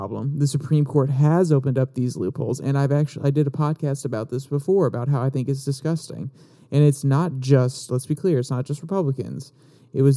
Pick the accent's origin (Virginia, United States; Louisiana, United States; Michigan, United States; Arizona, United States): Virginia, United States; Northern; I grew up in Northern Virginia